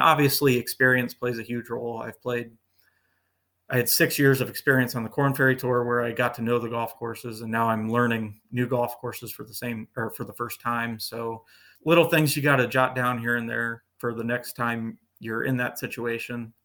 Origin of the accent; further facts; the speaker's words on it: Northeast Ohio, United States; growing up in Northeast Ohio